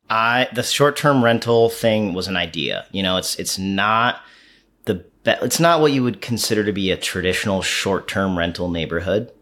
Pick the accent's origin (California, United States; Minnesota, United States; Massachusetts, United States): Massachusetts, United States; Pittsfield; moved away; Pittsfield, Massachusetts. It's my hometown. It's where I was born. Um, I moved away for a long time